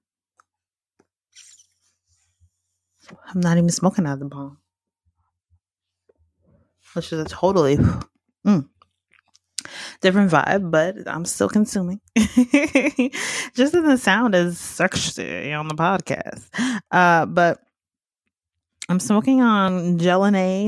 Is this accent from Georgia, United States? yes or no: yes; Georgia, United States; moved away as an adult; now in Los Angeles, United States; I am from Georgia